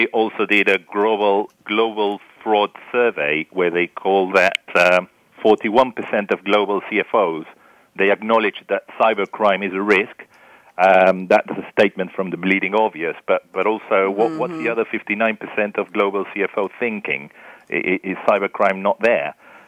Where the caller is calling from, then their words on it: Buenos Aires, Argentina; I'm calling from Buenos Aires, Argentina, although my accent is not really from there.